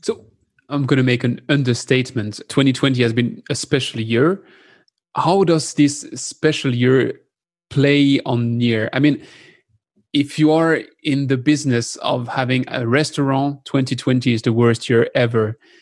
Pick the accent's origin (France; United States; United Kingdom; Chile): France; accent: French; English is a second language; my French accent